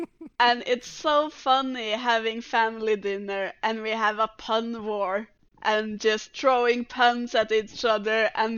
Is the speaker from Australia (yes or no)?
no; Norway; first language Norwegian; English is a second language; It's easier in Norwegian because it's my first language.